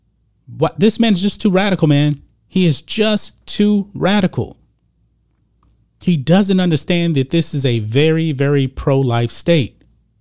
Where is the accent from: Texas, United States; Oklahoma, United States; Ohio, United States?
Texas, United States; And as you guys know, I'm a Texan. I'm a born and raised Texan. I've actually spent the majority of my life here in Texas, except for my college years and my military years. I'm a lifelong Texan.